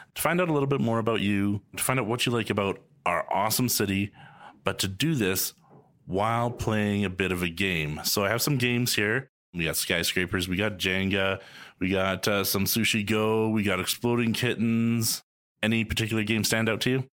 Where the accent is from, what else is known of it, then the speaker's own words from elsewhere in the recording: Calgary, Alberta, Canada; also born or lived in Edmonton; I moved to Calgary when I was three from Edmonton